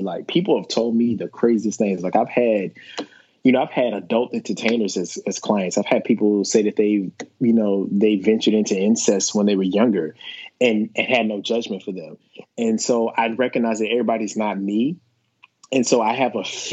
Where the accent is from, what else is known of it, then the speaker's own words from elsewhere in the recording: the South, United States; I'm a black man from the South